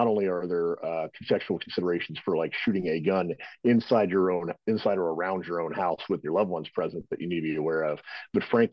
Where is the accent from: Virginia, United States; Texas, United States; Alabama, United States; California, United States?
Texas, United States; moved away as an adult; Originally, I was born and raised in Texas